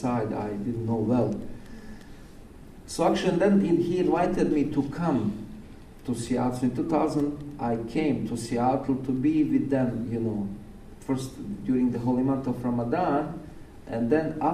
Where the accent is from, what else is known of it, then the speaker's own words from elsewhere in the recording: Bosnia & Herzegovina; now in Oregon, United States; when I was second grade back in Bosnia.